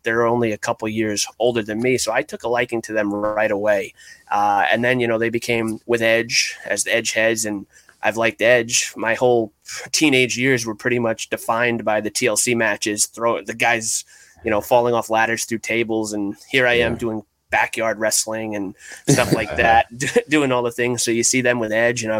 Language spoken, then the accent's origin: English; outside Poughkeepsie, New York, United States; I grew up a few towns outside of Poughkeepsie, New York